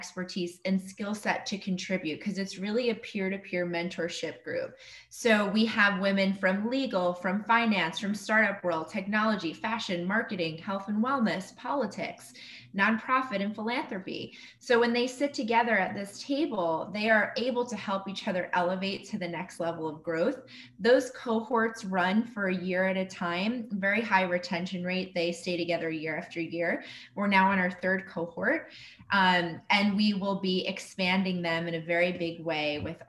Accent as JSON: {"language": "English", "region": "New Jersey", "country": "United States", "tie": "born or raised there", "also_born_or_lived": "Manhattan, New York", "moved": "yes", "lives_now": "Austin, United States", "said": "I grew up in New Jersey, spent the last 18 years living in Manhattan, and I just moved to Austin, Texas"}